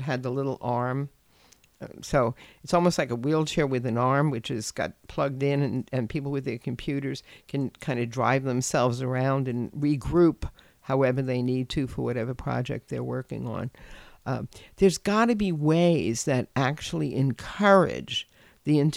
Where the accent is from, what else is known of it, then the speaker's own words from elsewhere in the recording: New York City, New York, United States; I grew up in New York City and I was a latchkey kid. And growing up, I grew up in the Bronx